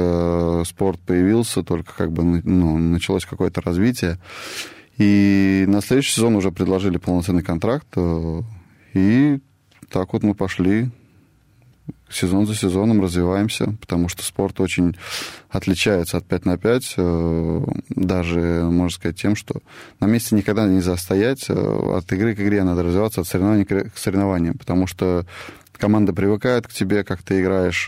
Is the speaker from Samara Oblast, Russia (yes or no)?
yes; Tolyatti, Samara Oblast, Russia; я сам из Тольятти родом